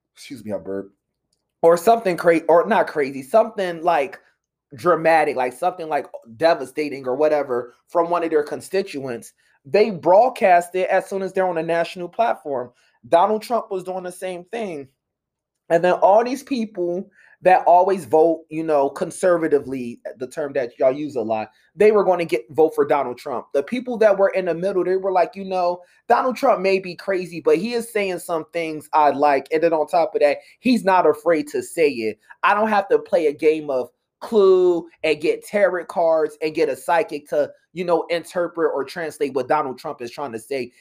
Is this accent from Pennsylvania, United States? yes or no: yes; Pennsylvania, United States; also born or lived in Philadelphia; I'm from Pennsylvania